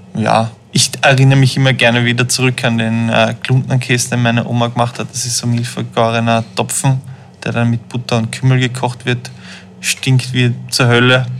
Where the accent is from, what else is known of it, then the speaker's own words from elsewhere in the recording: Vienna, Austria; Aufgewachsen bin ich aber in Wien